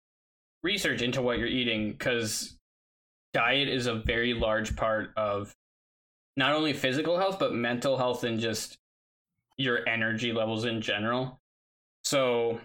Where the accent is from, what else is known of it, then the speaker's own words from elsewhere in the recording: Wisconsin, United States; I'm from Wisconsin